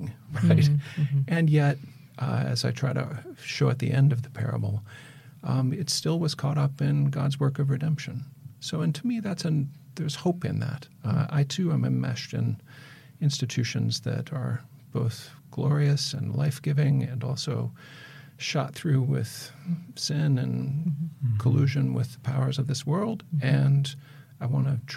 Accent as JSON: {"language": "English", "area": "Mississippi watershed", "region": "Midwest", "country": "United States", "tie": "born or raised there", "said": "I grew up in the Mississippi watershed"}